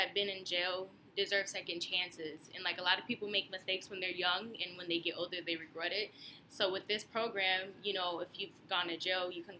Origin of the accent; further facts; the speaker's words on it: Chicago, Illinois, United States; I'm from North Lawndale